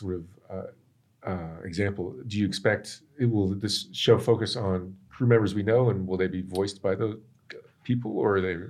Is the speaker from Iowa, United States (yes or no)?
yes; Iowa, United States; Are you from space? No, I'm from Iowa. I just work in space.